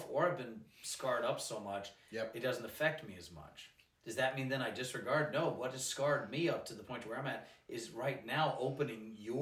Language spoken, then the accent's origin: English; Georgia, United States; I grew up in Georgia.